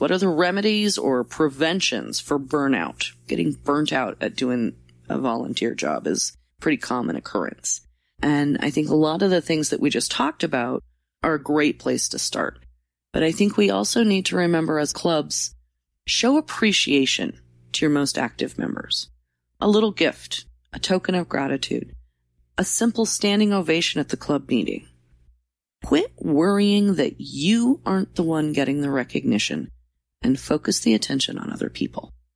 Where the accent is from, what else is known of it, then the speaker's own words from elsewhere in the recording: Roseburg, Oregon, United States; My hometown, Roseburg